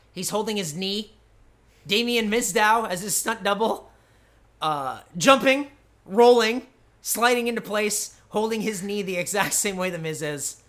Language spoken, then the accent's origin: English; United States; I, I'm American